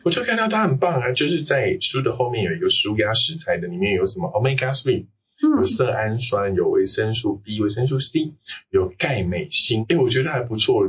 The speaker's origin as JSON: {"language": "Chinese", "country": "Taiwan", "said": "我们台湾人"}